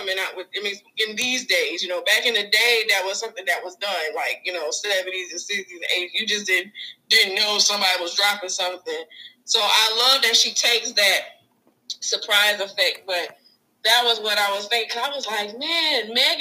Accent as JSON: {"language": "English", "area": "near Atlanta", "region": "Georgia", "country": "United States", "tie": "born or raised there", "moved": "as an adult", "lives_now": "Texas, United States", "said": "Growing up near Atlanta, being close to Georgia"}